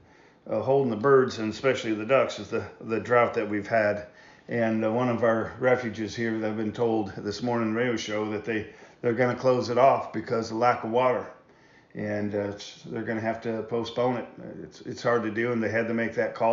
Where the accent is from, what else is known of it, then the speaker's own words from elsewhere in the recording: Michigan, United States; now in Iowa, United States; I grew up in Michigan